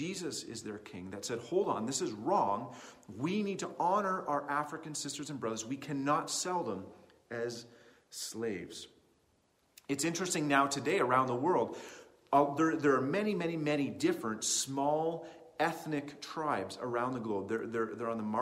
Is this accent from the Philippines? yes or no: no; Canada; as a Canadian kid in the 21st century.